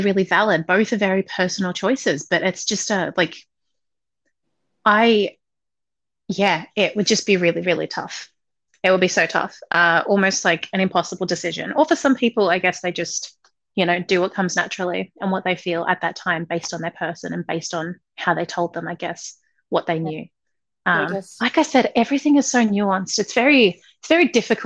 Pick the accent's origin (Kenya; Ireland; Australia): Australia; I grew up in Australia